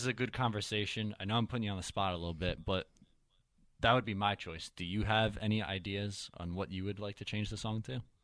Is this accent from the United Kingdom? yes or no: no; Ireland; I'm Irish myself